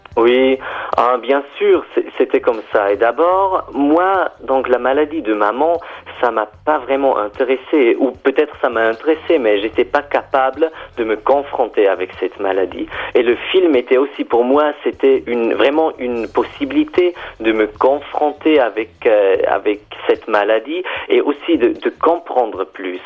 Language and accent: French; German-speaking Switzerland, Switzerland; French is a second language; je suis Suisse allemand